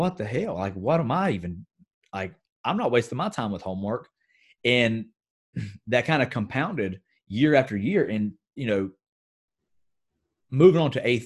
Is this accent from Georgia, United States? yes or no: no; Gastonia, North Carolina, United States; my hometown in Gastonia, North Carolina, is a very textile-rich environment.